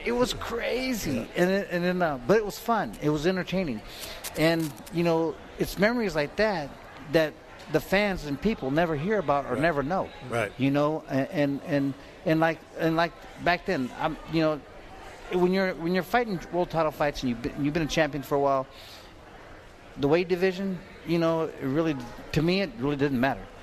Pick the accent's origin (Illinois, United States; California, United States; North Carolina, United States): California, United States; I'm from California